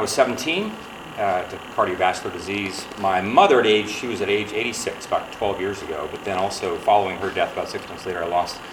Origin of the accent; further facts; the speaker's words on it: Ohio, United States; I was born and raised in Ohio.